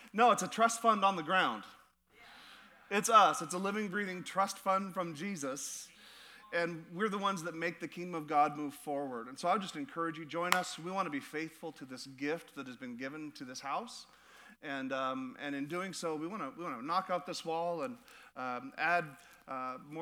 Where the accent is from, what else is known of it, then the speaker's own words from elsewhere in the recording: United States; As American Christians